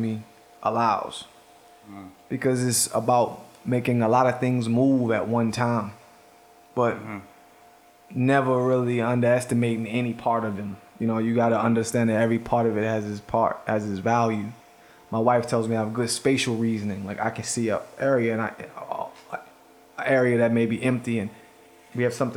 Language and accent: English; Baltimore, Maryland, United States; I'm from Baltimore.